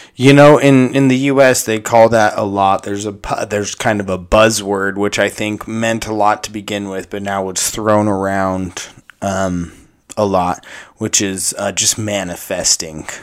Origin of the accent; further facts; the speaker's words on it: United States; as an American